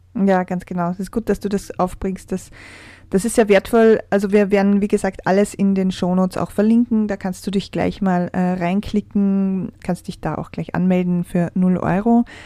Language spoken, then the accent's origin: German; Austria; bei uns in Österreich